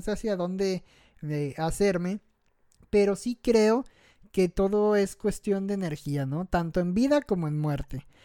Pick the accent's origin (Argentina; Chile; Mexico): Mexico; como buen mexicano